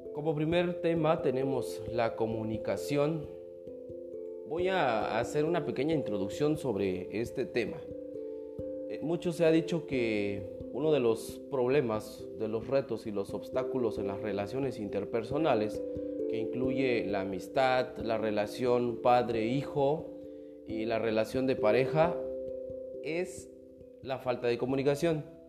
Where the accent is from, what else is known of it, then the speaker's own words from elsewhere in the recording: Mexico; como mexicanos